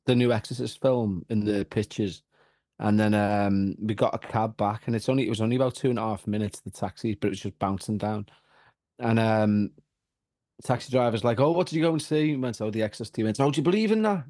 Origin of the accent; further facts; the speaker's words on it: Ireland; I'm a Roman Catholic because we're all Irish